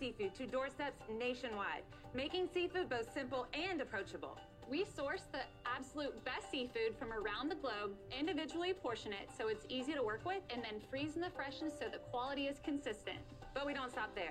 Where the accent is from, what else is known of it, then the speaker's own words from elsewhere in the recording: South Louisiana, United States; now in Houston, United States; I am from South Louisiana